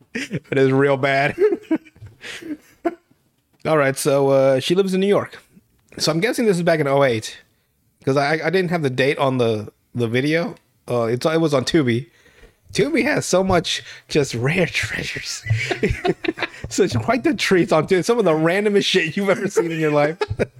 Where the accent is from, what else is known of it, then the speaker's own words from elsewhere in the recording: Nicaragua; I come from Nicaragua.